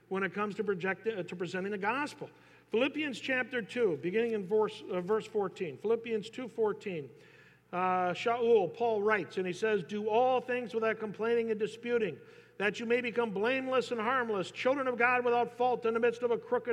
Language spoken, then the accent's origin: English; Northern California, United States; I'm from Northern California